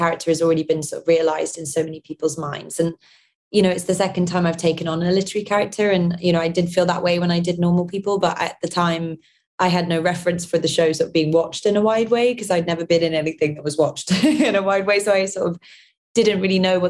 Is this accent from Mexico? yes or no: no; London, United Kingdom; my mum is Northern Irish, my dad's Scottish, and I'm from London.